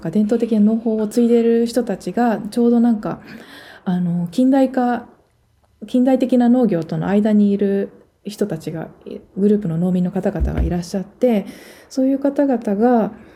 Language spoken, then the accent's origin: Japanese; Tokyo, Japan; moved away as an adult; also born or lived in Connecticut, United States / Gifu; now in United States; 生まれは東京です